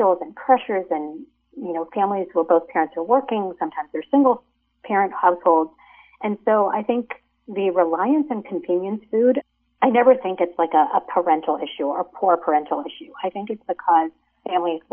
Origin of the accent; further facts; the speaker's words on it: United States; my parents were immigrants. They came from India. And so even though I was raised in America